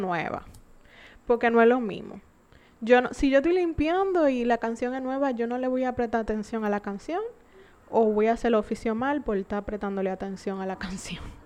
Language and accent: Spanish; San Pedro de Macorís, Dominican Republic; yo soy de San Pedro también.